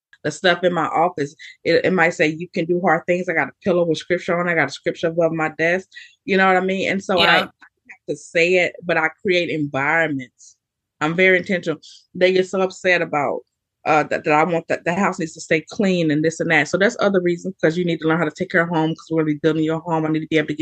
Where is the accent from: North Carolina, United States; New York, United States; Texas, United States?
Texas, United States; also born or lived in Allen, Texas; I'm from Texas, right? I lived in Allen, Texas